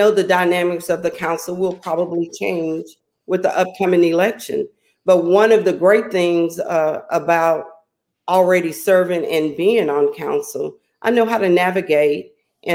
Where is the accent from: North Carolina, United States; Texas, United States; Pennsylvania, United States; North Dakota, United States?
Texas, United States; Beaumont; being a native from Beaumont, I chose to raise my family here